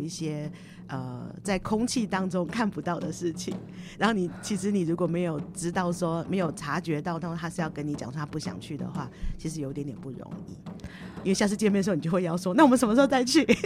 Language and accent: Chinese; Taiwan; moved away as an adult; also born or lived in Sendai, Japan; now in Ishinomaki, Japan; 我们台湾人